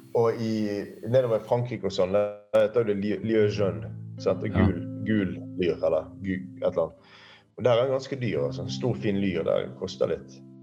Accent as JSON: {"language": "Norwegian", "town": "Bergen", "region": "Vestland", "country": "Norway", "tie": "born or raised there", "said": "jeg er oppvokst ute i Fana"}